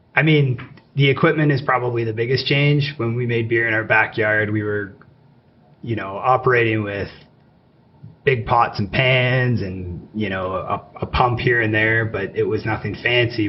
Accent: Calgary, Alberta, Canada; But I grew up here in Calgary, uh, went away for school for a number of years, and moved back

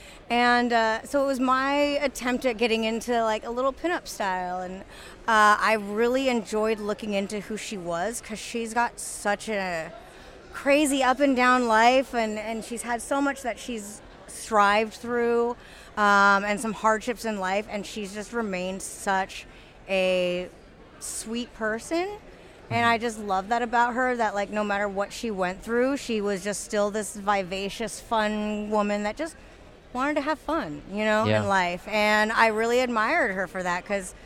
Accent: Pacific Northwest, United States; I'm a Pacific Northwest girl

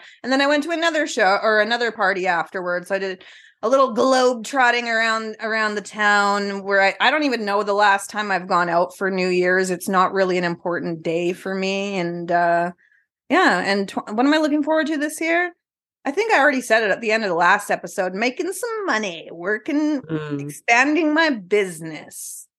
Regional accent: Canada; also born or lived in northern British Columbia; now in British Columbia, Canada; we're true Canadians

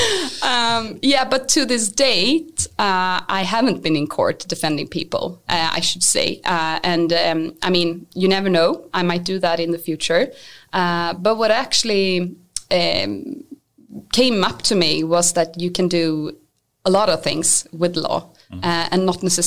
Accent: Haninge, Stockholm County, Sweden; I'm from Stockholm. I'm from a suburb just south outside of Stockholm. And I mean, the area where I grew up was quite, it was a lot of trouble

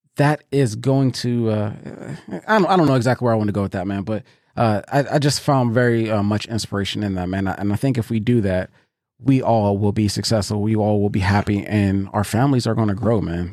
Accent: Pittsburgh, Pennsylvania, United States; now in Columbus, United States; I'm from Pittsburgh. Um, and for those that don't know, I live in Columbus, Ohio now

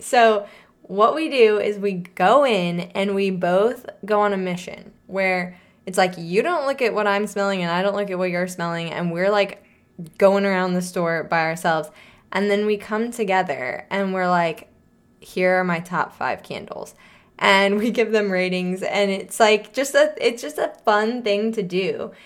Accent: St. Louis, Missouri, United States; moved away; we grew up in Saint Louis, Missouri

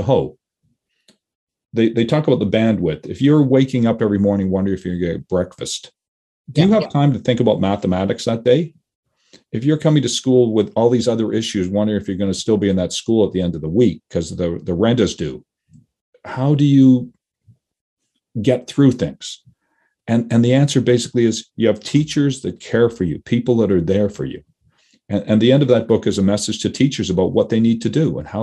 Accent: Toronto, Ontario, Canada; I grew up in Toronto.

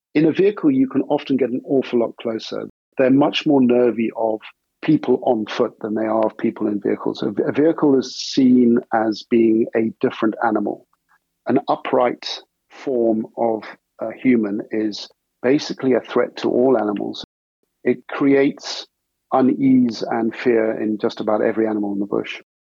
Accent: Herefordshire, West Midlands, United Kingdom; also born or lived in South Africa; I was born in South Africa and grew up on a farm there until I was about seven years old, at which point moved to Herefordshire in England. Grew up for the rest of my teenage years in Herefordshire on a farm there

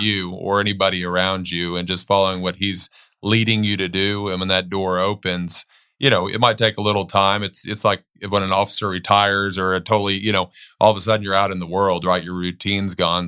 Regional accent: Bandera, Texas, United States; growing up in Bandera, you know, between the ages of fifteen to eighteen

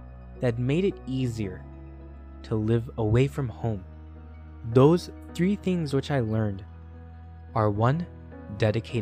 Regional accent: Chicago suburb, Illinois, United States; moved away as an adult; My hometown was a typical Chicago suburb where most of the people I grew up with lived nearby.

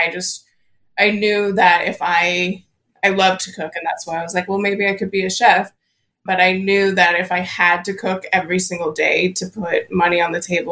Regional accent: Houston, Texas, United States; growing up in Houston, it's such a huge metropolis of a city

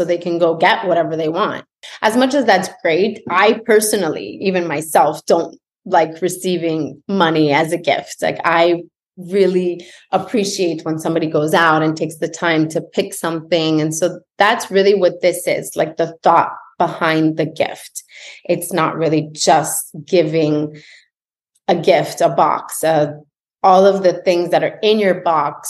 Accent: Montreal, Quebec, Canada; moved away as an adult; now in Florida, United States; I'm from Montreal

